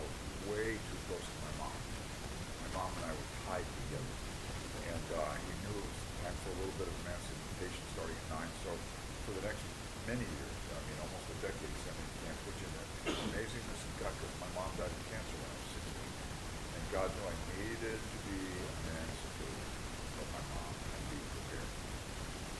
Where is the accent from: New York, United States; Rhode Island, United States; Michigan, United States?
New York, United States; moved away; When I was a kid, growing up in New York